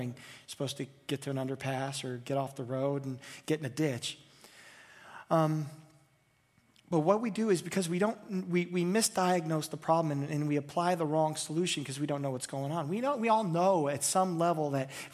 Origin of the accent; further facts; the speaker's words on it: United States; I'm an American. I'm from the United States.